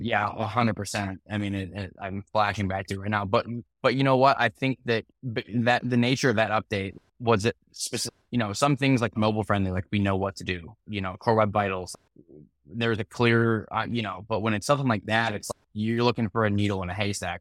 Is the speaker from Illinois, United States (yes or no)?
yes; Chicago, Illinois, United States; also born or lived in Missouri; I'm from Chicago